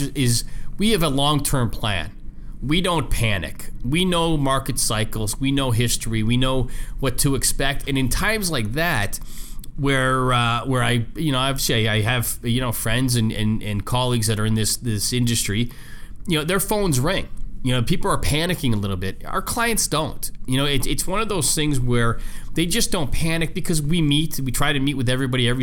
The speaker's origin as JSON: {"language": "English", "country": "Canada", "moved": "yes", "said": "I'm from Canada originally"}